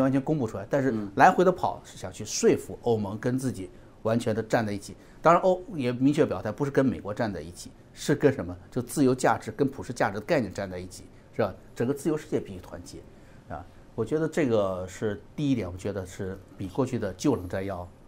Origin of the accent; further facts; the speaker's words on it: China; moved away; 我们在中国大陆长大